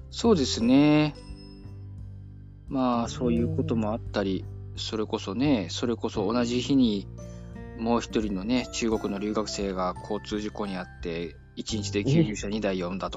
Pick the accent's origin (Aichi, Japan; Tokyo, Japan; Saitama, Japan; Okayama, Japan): Aichi, Japan; also born or lived in Seto, Aichi; 同じ愛知県ですから、私。